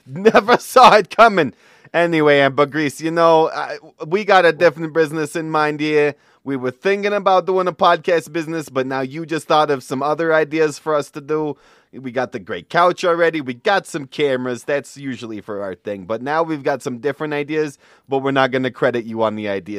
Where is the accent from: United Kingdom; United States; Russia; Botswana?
Russia; I'm from Russia.